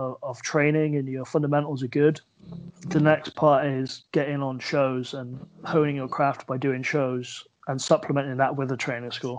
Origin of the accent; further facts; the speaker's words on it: Plymouth, South West England, United Kingdom; moved away as an adult; now in Swindon, United Kingdom; as much as I love Plymouth and, you know, I'm proud of my hometown